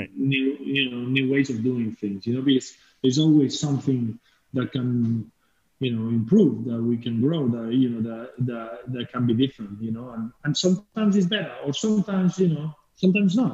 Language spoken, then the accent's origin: English; Spain; English is a second language; moved away as an adult; also born or lived in England; coming from Spain